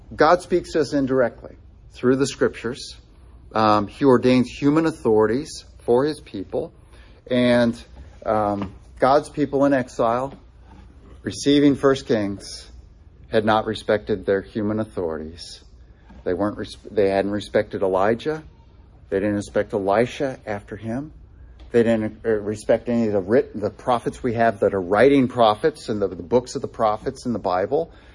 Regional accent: United States; especially as American citizens

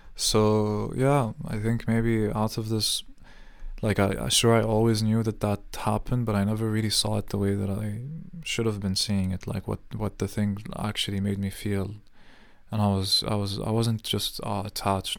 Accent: Jordan; moved away; growing up in Jordan

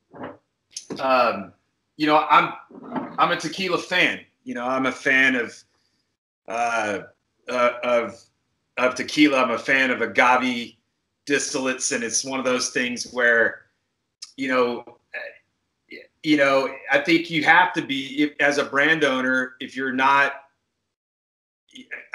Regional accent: a little town close to Tulsa, Oklahoma, United States; moved away as an adult; also born or lived in Colorado / Houston, Texas; I was born in Tulsa, Oklahoma, raised in a little town close to Tulsa.

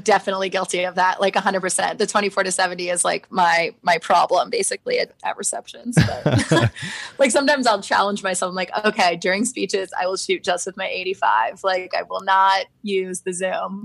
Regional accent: Florida, United States; now in Washington, DC, United States; I'm from Florida

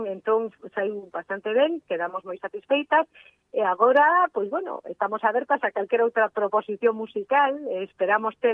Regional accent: Vigo / Redondela, Galicia, Spain; somos de Vigo, mm. eh, de Vigo, de Redondela

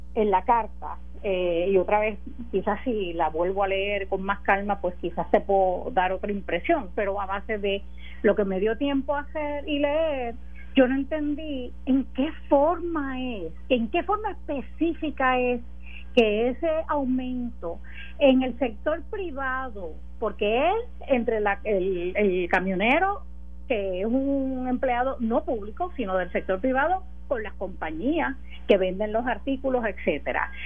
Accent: Puerto Rico; como puertorriqueña

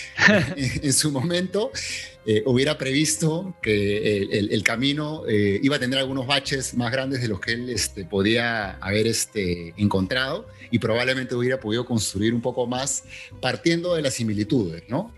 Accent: Peru; más latinoamericano que peruano

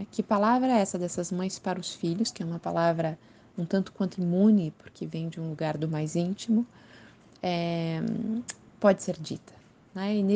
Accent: Curitiba, Paraná, Brazil; Sou de Curitiba, moro em Curitiba nesse momento. Tive algumas passagens por outras cidades brasileiras, por outras cidades em outros países, mas acabo sempre voltando

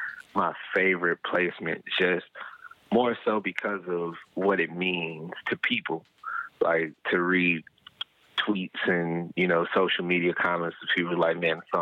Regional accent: Chicago, Illinois, United States; moved away; born and raised in Chicago.

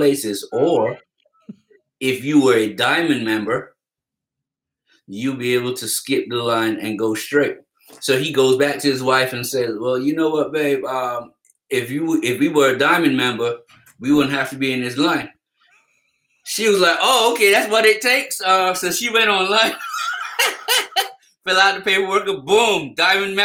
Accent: Barbados; growing up in Barbados

